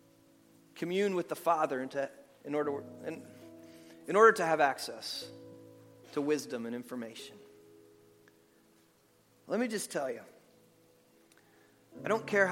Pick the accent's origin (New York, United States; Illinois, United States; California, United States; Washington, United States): New York, United States; moved away; where I grew up in New York, just outside the city